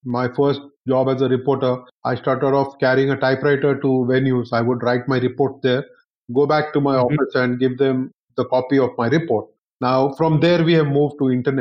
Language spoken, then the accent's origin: English; Hyderabad, Telangana, India; moved away as an adult; now in Delhi, India; I was born and brought up in Hyderabad, I have made Delhi my home for the last 28 years or so.